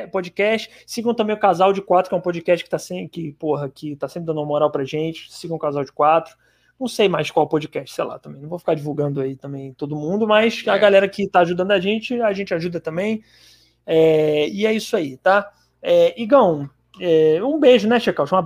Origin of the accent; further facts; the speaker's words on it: Ceará, Brazil; Fui eu que mandei o meteoro, eu sou cearense, haha, foda